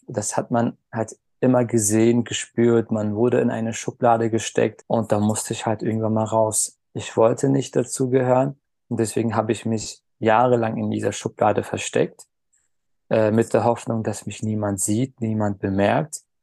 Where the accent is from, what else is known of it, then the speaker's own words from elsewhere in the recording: Berlin, Germany; Geboren bin ich 1988 in Berlin